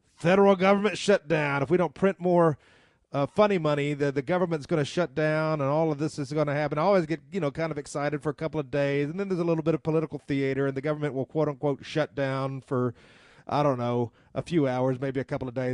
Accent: the South, United States; I'm a Southerner

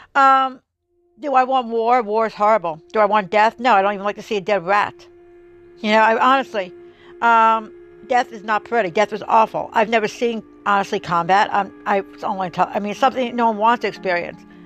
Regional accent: New Jersey, United States; I grew up in New Jersey

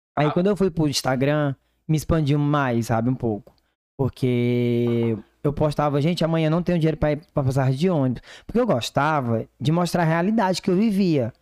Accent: Divinópolis, Brazil; moved away; lá da minha cidade

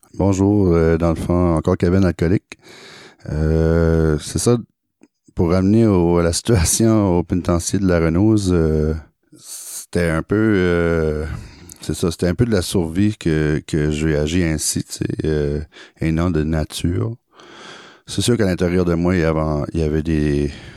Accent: Acadia, New Brunswick, Canada; also born or lived in Saumarez, New Brunswick; moi, je viens de l'Acadie. Je suis grandi au Nouveau-Brunswick dans un, dans une ville, dans un village qui s'appelle euh, Saint-Tyranné. Euh, après, j'ai grandi un peu aussi à Somarez

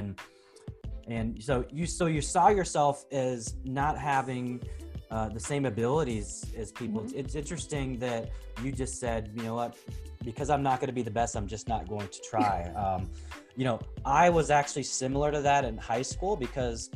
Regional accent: Portland, Oregon, United States; I grew up in the Pacific Northwest. I grew up in Portland

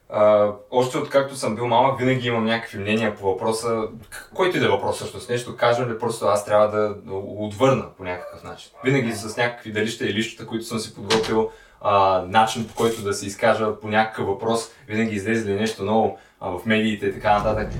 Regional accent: Sliven, Sliven Province, Bulgaria; moved away as an adult; now in Sofia, Bulgaria; по принцип съм от Сливен

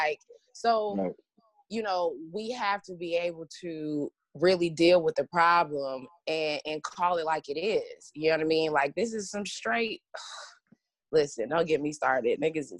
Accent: Atlanta, Georgia, United States; I'm from Atlanta.

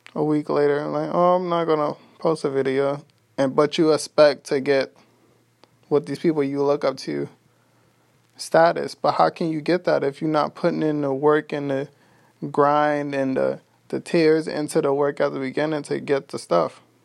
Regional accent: New York City, New York, United States; now in Texas, United States; I'm from Brooklyn, New York. I currently live in Texas

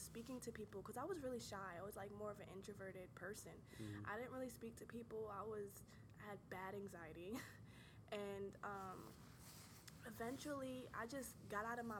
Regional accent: New York, United States; also born or lived in North Carolina; I'm from New York

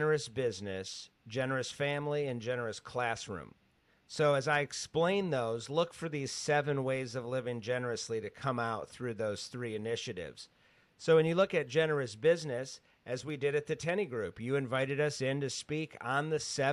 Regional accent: Grand Rapids, Michigan, United States; I grew up in Grand Rapids, Michigan

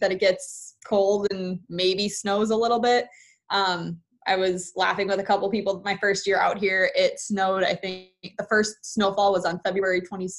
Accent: southern Wisconsin, United States; moved away as an adult; also born or lived in Minnesota; now in Oregon, United States; I grew up on a small dairy farm in southern Wisconsin

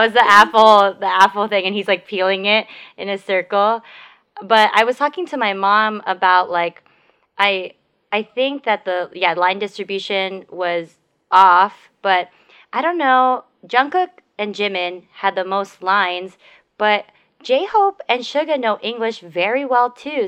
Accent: United States; we're American

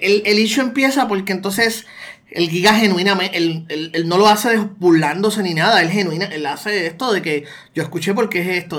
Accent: Puerto Rico; also born or lived in United States; nosotros como puertorriqueños

